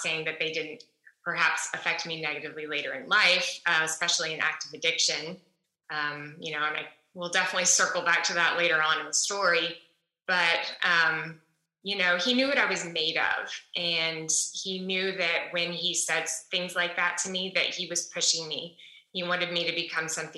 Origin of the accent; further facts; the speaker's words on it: Dallas, Texas, United States; moved away as an adult; also born or lived in New York City; now in Austin, United States; I am originally from Dallas, Texas, and I now live in Austin, Texas, after spending a lot of years of my adult life in New York City.